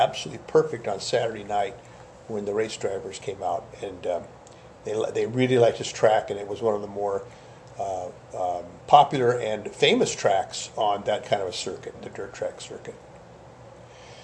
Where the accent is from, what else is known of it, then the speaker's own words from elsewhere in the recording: West Sacramento, California, United States; also born or lived in Oakland, California; So we moved from Oakland to West Sacramento when I was about five